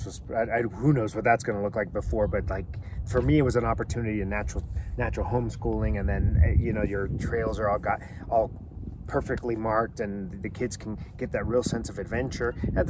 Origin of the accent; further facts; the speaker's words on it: Southern California, United States; we grew up in Southern California.